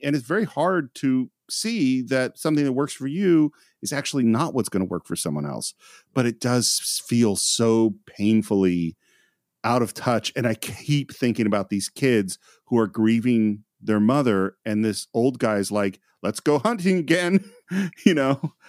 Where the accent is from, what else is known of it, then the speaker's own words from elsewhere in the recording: California, United States; I come from, I'm from California, America, grew up, you know, in the hippy dippy world